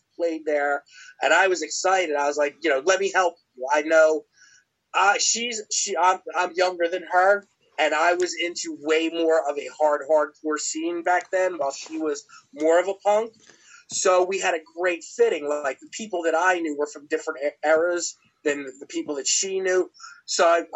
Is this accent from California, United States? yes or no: no; Philadelphia, Pennsylvania, United States; moved away as an adult; also born or lived in the South (US); what I grew up with in Philadelphia